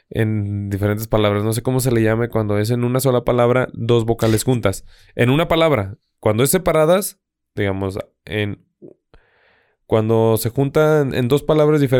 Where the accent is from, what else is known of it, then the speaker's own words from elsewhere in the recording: Tamaulipas, Mexico; accent: norteño; also born or lived in San Luis Potosí; now in Zacatecas, Mexico; los de Tamaulipas no somos igual a los de Monterrey